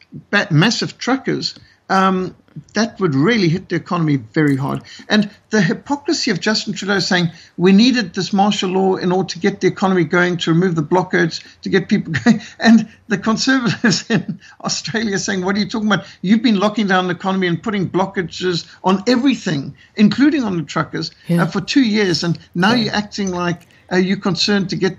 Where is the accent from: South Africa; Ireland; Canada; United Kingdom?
South Africa; As a South African who lives in South Africa with all of his children and grandchildren